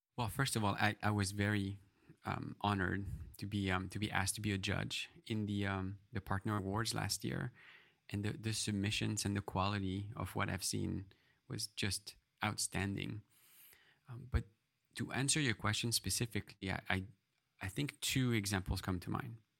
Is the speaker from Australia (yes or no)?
no; France; moved away; I grew up in France